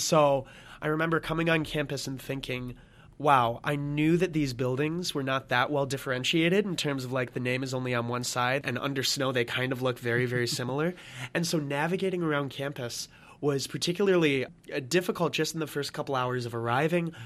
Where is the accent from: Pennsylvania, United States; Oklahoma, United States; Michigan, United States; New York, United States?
Michigan, United States; Lansing; moved away as an adult; also born or lived in Notre Dame, Indiana; originally from Lansing, Michigan